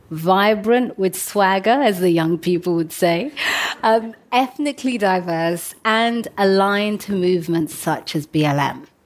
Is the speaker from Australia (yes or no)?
no; London, United Kingdom; I grew up in London as the daughter of African immigrants, so I know what it feels like to disrupt the world the way it is and to break through.